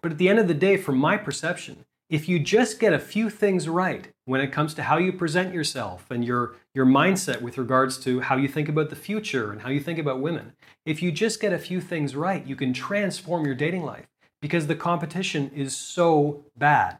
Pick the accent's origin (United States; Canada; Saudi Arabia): Canada; moved away as an adult; also born or lived in South America; now in Asia; I'm from Canada, but I haven't actually lived in Canada for quite a long time